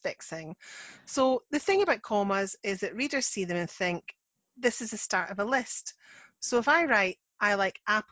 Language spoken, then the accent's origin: English; Scotland, United Kingdom; I'm the Scottish one.